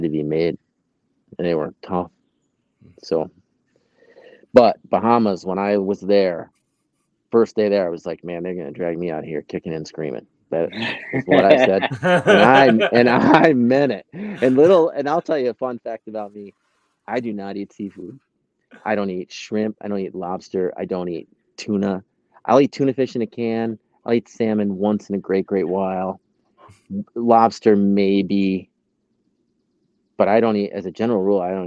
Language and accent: English; Oxford, New York, United States; also born or lived in Smithville Flats, New York; now in Binghamton, United States; Grew up in Oxford, graduated with 50. Like born and raised in Oxford, but really I would say I grew up probably in Smithville Flats.